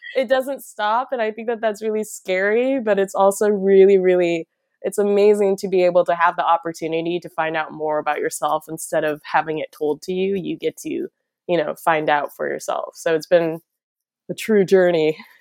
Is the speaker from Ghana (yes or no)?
no; Midwest, United States; also born or lived in South Korea; now in Los Angeles, United States; I am adopted from South Korea, uh, to a family of white people from the Midwest